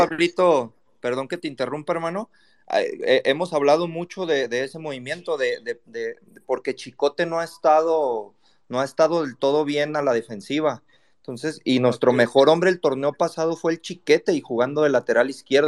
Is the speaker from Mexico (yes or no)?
yes; Guadalajara, Jalisco, Mexico; yo soy tapatío